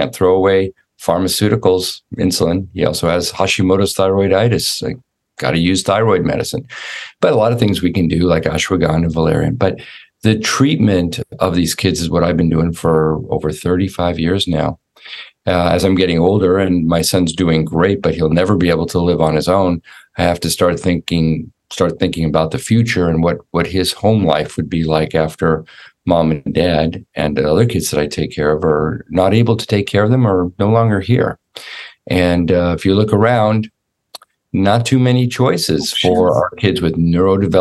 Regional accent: Los Angeles, California, United States; also born or lived in Orlando, Florida; now in Jackson, Tennessee, United States; I grew up in Los Angeles, California, in a little suburb called Sherman Oaks

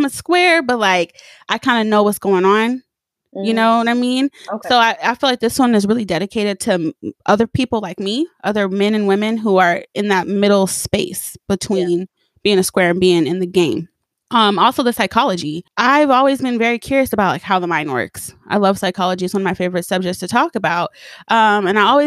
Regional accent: Pomona, California, United States; moved away; I grew up in Pomona, and a lot isn't really going down in Pomona besides like Pimpin Hoeing and the fair.

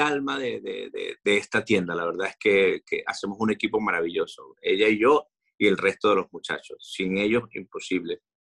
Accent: Venezuela; now in Madrid, Spain

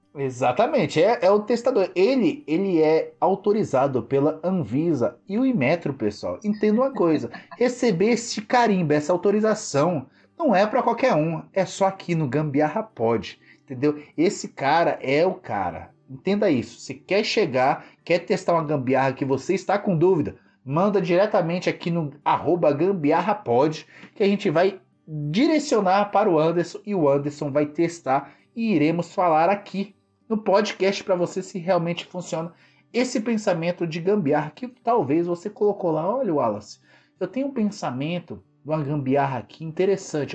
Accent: São Paulo, Brazil; eu sou da quebrada, assim, uma favela, para quem não me conhece, né? Sou da, da região do Grajaú, extremo sul do Grajaú, ali da zona sul de São Paulo

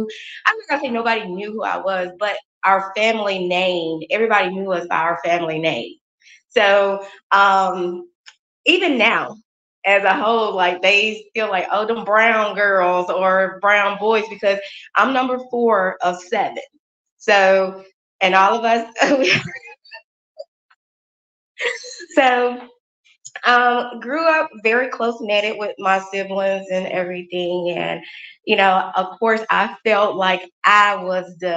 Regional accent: Crystal Springs, Mississippi, United States; I am from Mississippi, a small town called Crystal Springs, Mississippi. It's about 25 miles outside of Jackson. So it is a small town, very family oriented town

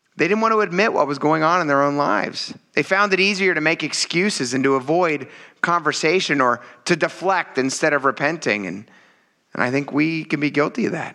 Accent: Pennsylvania, United States; being from Pennsylvania

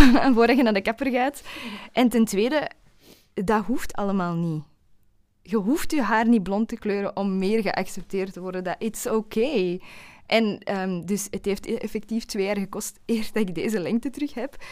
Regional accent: Flanders, Belgium; accent: Flemish; Ik hoop dat mijn Vlaams accent er niet te hard gaat doorkomen.

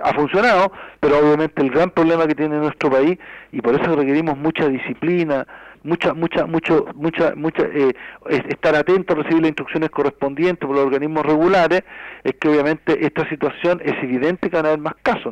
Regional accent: Chile

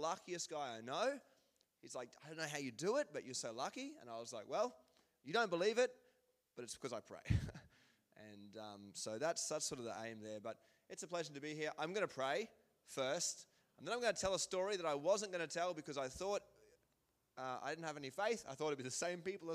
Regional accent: Queensland, Australia; moved away; I'm from Queensland, which means that the grass grows like 100 times faster than it does here.

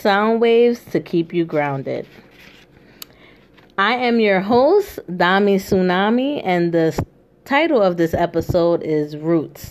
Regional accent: New York City, New York, United States; moved away as an adult; now in Philadelphia, United States; I'm originally from the Bronx, New York

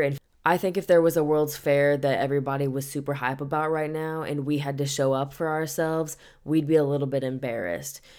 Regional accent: St. Louis, Missouri, United States; moved away; I was visiting my hometown, town, and I was in Saint Louis

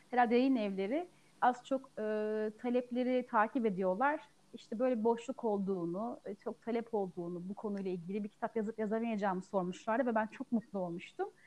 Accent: Ankara, Turkey; now in Afyonkarahisar, Turkey; 33 ee, yaşındayım. 1987 Ankara doğumluyum. Memleketim Ankara. 3 ee, sene geçti. Afyonkarahisar'da ikamet ediyorum. Eşimin memleketi burası.

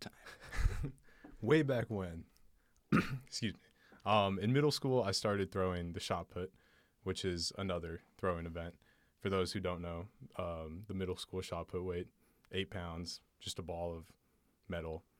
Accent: Portland, Oregon, United States; I grew up in Portland, Oregon

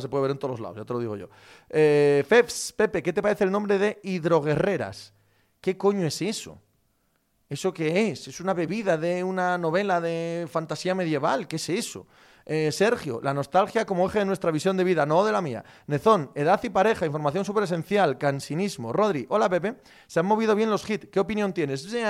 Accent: Spain; como español

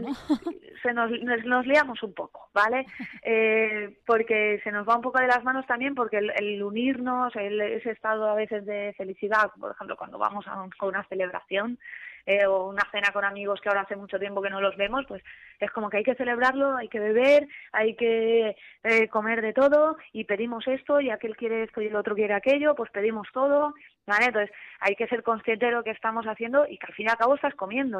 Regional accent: Alzira, Valencian Community, Spain; yo soy de pueblo, yo soy de Alcira

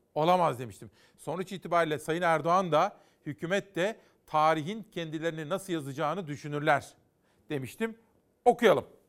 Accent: Turkey; Ben bu ülkede doğdum, bu ülkede yaşayacağım, bu ülkede öleceğim

